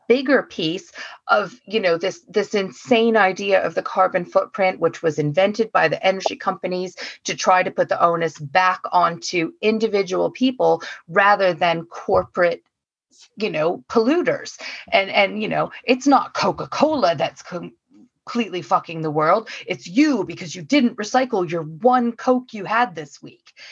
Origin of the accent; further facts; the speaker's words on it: Oregon, United States; now in United Kingdom; I'm from Oregon.